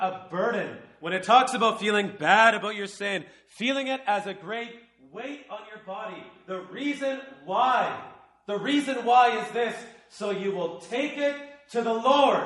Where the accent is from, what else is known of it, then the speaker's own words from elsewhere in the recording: Canada; I'm from Canada